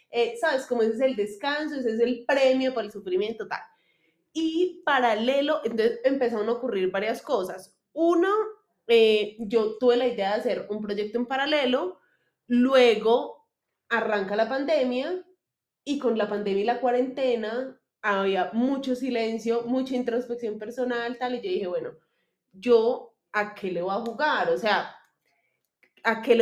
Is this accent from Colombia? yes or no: yes; Manizales, Caldas, Colombia; nací en Manizales